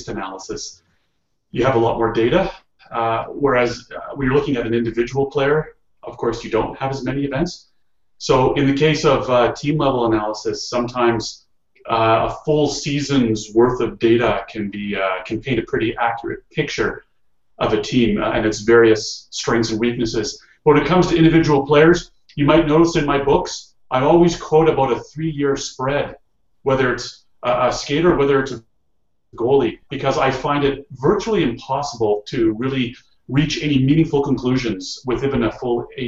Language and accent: English; Ottawa, Ontario, Canada; now in Calgary, Canada; I was born and raised in Ottawa